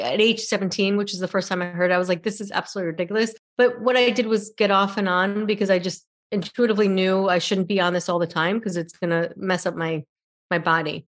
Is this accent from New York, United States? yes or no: yes; New York, United States; moved away as an adult; also born or lived in San Francisco; I'm originally from New York, and my mom was in New York and wanted me to go back